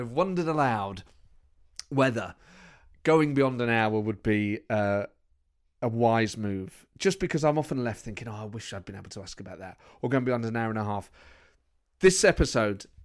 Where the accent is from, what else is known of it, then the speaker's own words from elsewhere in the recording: Nottingham, East Midlands, United Kingdom; The East Midlands. I'm from Nottingham.